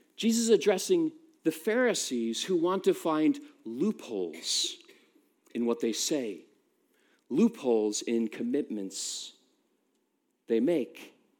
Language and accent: English; United States; now in United Kingdom; I'm American